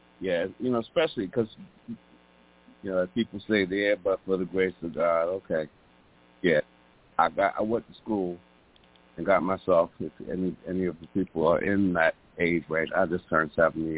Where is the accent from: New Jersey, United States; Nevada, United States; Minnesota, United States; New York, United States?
New York, United States; New York City; I'm from New York City.